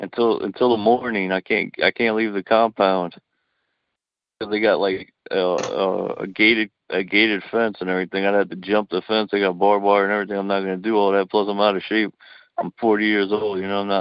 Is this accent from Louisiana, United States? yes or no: yes; New Orleans, Louisiana, United States; New Orleans.